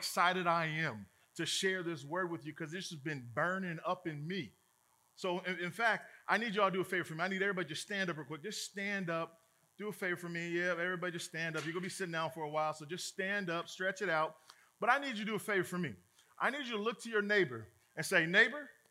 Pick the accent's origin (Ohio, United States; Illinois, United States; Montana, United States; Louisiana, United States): Illinois, United States; Chicago; I'm a brother from Chicago